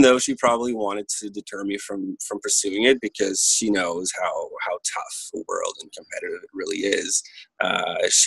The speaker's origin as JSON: {"language": "English", "town": "Ottawa", "region": "Ontario", "country": "Canada", "first_language": "French", "moved": "as an adult", "lives_now": "Toronto, Canada", "said": "I'm originally from Ottawa, Ontario in Canada"}